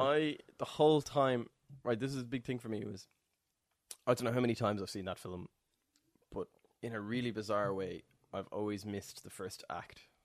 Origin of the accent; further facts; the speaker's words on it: Ireland; me as an Irish person